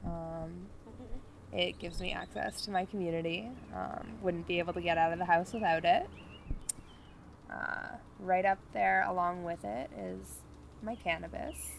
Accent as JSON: {"language": "English", "town": "Gatineau", "region": "Quebec", "country": "Canada", "tie": "born or raised there", "said": "I'm 25. I grew up in Gatineau"}